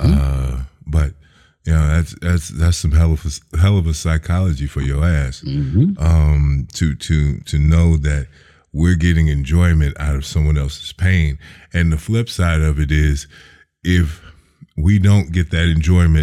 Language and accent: English; Chicago, Illinois, United States; growing up in Chicago